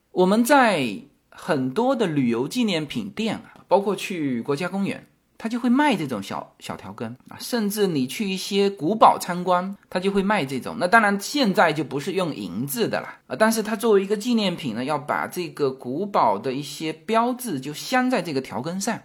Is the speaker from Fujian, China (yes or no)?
yes; Fujian, China; now in United States; 在我们福建人眼里